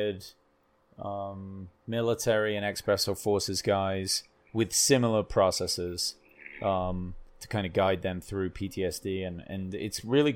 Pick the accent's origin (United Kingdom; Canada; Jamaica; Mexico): United Kingdom; England; I'm fucking English